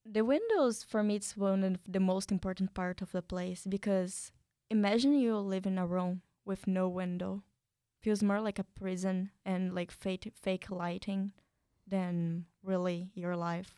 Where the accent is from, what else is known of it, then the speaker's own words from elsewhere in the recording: São Paulo, Brazil; English is a second language; now in United States; I'm from Brazil. I come from a small city inside São Paulo, the States of São Paulo